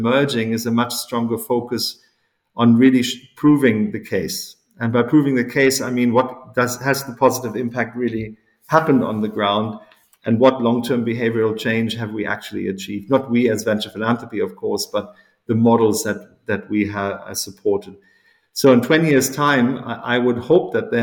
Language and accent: English; South Africa; moved away; growing up in South Africa at that time as a teenager